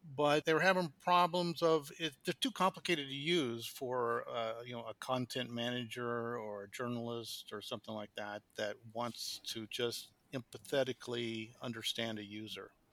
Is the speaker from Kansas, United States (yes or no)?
yes; Kansas, United States; moved away as an adult; now in Qatar; I'm from the United States, uh, born in Kansas, which is in the, right in the middle of the United States